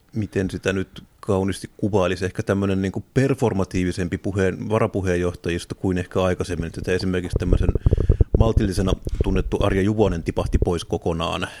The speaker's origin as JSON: {"language": "Finnish", "town": "Tampere", "region": "Pirkanmaa", "country": "Finland", "said": "Itse olen kotoisin Tampereelta"}